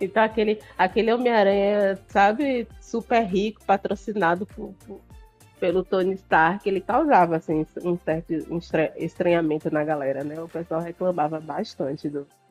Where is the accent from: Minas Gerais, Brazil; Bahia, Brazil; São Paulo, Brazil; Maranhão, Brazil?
Bahia, Brazil; Salvador; eu sou do Nordeste, eu sou de Salvador